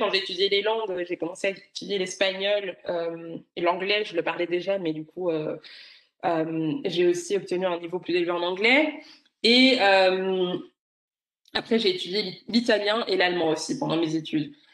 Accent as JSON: {"language": "French", "country": "Rwanda", "first_language": "Kinyarwanda", "second_language": "French", "said": "Et puis après, bon, ma, langue, ma langue maternelle, qui est le kinyarwanda."}